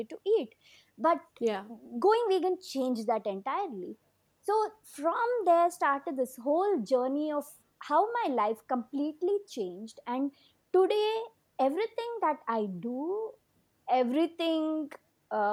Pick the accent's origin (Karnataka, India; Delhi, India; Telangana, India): Karnataka, India; Bangalore; in my hometown